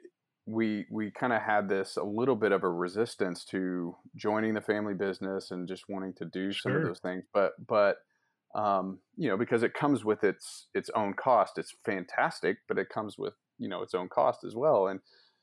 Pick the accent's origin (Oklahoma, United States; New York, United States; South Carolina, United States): Oklahoma, United States; Tulsa; I grew up here in Tulsa